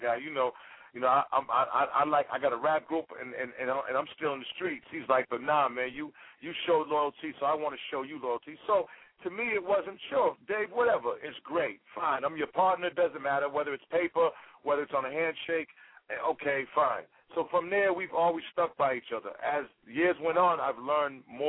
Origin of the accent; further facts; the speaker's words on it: Boston, Massachusetts, United States; I grew up in Boston